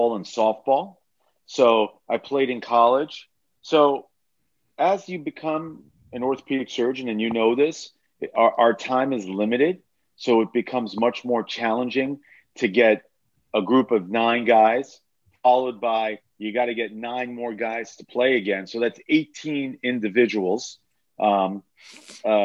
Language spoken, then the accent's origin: English; New York, United States; also born or lived in Alabama; We're from New York